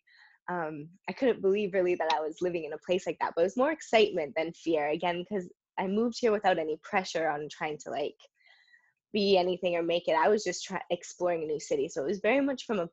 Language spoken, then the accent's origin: English; Canada; moved away as an adult; now in London, United Kingdom; I'm from an English-speaking part of Canada